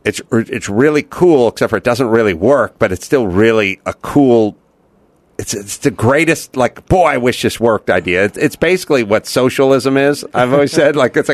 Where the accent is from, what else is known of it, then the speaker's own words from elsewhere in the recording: Los Angeles, California, United States; I'm from North Hollywood.